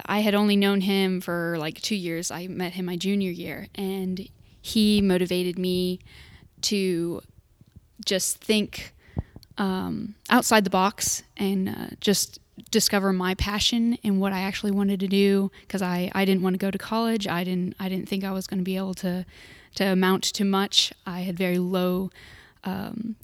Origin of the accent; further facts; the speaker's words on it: Houston, Texas, United States; now in Bartlesville, United States; I'm from Houston, Texas